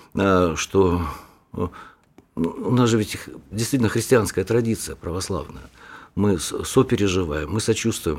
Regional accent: Donbas, Ukraine; вот моя родина. Там убивают, вот у меня на родине убивают детей, стариков

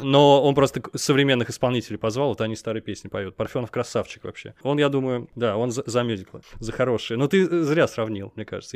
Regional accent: Nizhny Novgorod, Nizhny Novgorod Oblast, Russia; Я в Нижнем Новгороде рос.

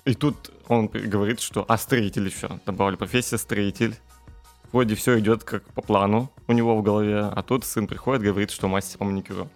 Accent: Zakamsk, Perm Krai, Russia; я родом из Икамска, и там как раз-таки окружение немножко другое, чем в центре города

